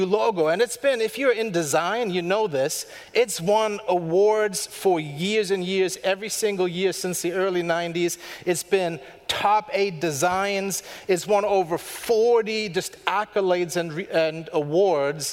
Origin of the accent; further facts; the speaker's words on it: Germany; moved away; from Germany, born and raised